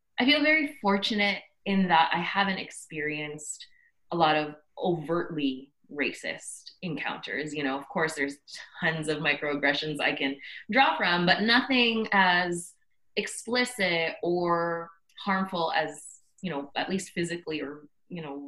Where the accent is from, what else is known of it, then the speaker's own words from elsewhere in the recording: Scarborough and Markham, Greater Toronto Area, Ontario, Canada; also born or lived in Philippines; I was born in the Philippines and stayed there up until I was 4 years old and moved to Canada, to Scarborough and then Markham, and then now in Toronto, so always around the GTA.